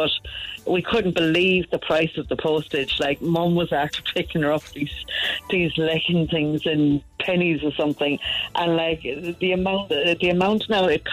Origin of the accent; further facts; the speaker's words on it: Passage West, Munster, Ireland; Originally we grew up in Passage West.